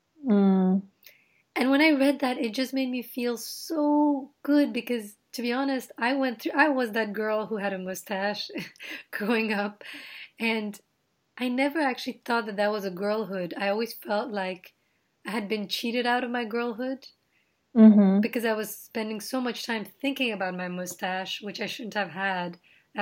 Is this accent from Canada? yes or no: no; Nepal; now in United States; being Indian in my in Nepal